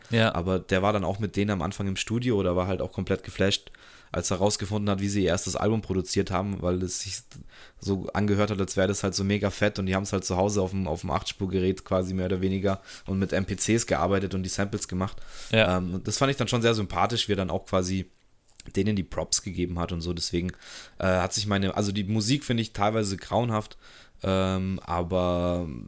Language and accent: German; Germany; mich als halt Deutscher